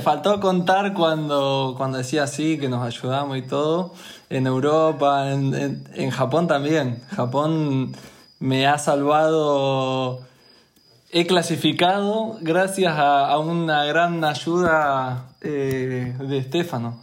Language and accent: Spanish; Argentina; de Argentina, también representante olímpico en Laser